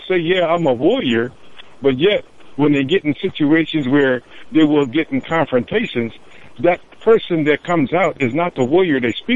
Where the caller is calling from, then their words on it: Nebraska, United States; I'm calling from Nebraska today